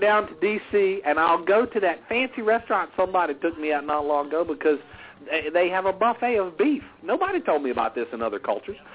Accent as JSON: {"language": "English", "region": "the South", "country": "United States", "accent": "Southern", "said": "I am from the South"}